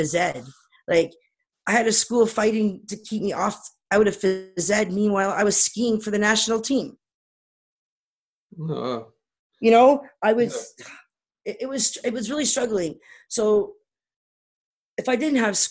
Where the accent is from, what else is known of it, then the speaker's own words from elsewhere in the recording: Toronto, Ontario, Canada; moved away as an adult; now in East Coast, Canada; I was born and raised in Toronto